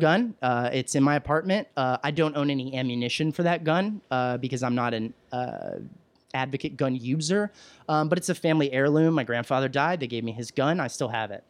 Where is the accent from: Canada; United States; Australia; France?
United States; Williamson County, Texas; moved away; growing up in Texas and the county I grew up in, uh, I'm from Williamson County, which is just north of Austin